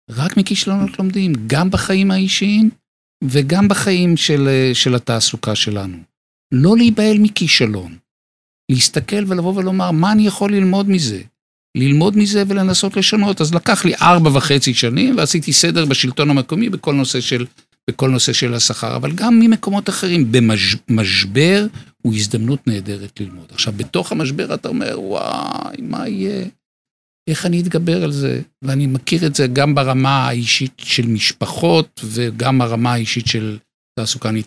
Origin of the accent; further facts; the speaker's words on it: Bnei Brak, Tel Aviv District, Israel; נולדתי בבני ברק.